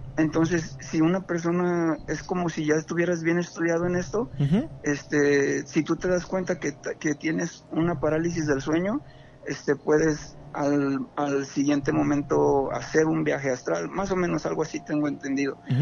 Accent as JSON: {"language": "Spanish", "town": "Jacona", "region": "Michoacán", "country": "Mexico", "said": "yo soy aquí de Jacona"}